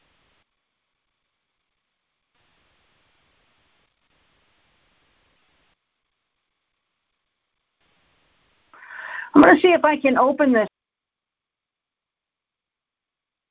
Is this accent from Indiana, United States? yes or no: yes; Indiana, United States; also born or lived in Chicago, Illinois; I am from Indiana or Chicago, bounce back and forth between them both